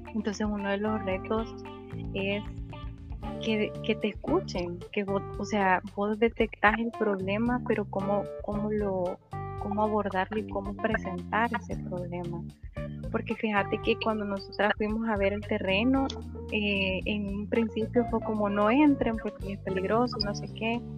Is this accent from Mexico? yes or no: no; Antiguo Cuscatlán, La Libertad, El Salvador; yo soy de aquí, de Antiguo Cucatlán, y acá todo está con llave